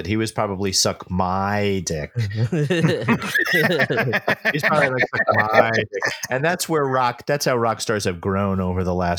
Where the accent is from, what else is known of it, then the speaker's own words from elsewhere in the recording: New York City, New York, United States; Brooklyn, Queens.